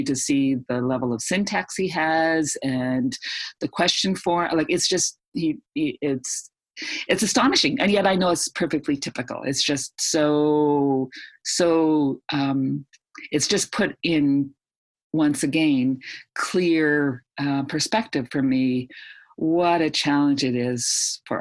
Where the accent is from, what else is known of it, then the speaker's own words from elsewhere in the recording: Canada; also born or lived in Edmonton, Alberta; being a Canadian. It's freezing cold up here